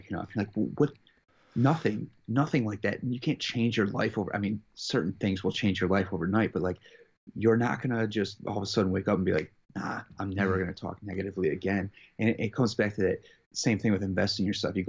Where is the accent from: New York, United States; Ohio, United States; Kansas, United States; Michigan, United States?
Michigan, United States; near Detroit; I was born near Detroit